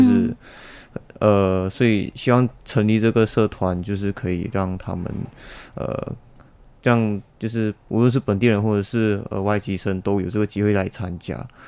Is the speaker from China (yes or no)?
no; Malaysia; now in Taiwan; 我是马来西亚人